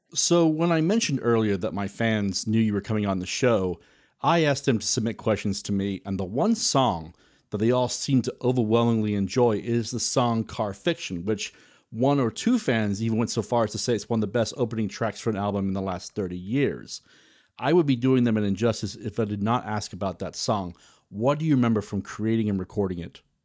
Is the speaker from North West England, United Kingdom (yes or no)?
no; South Wales, United Kingdom; growing up in South Wales